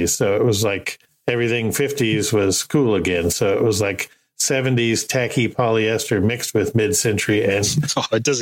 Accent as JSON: {"language": "English", "country": "Marshall Islands", "tie": "born or raised there", "also_born_or_lived": "Hawaii", "said": "Uh, I grew up in the South Pacific"}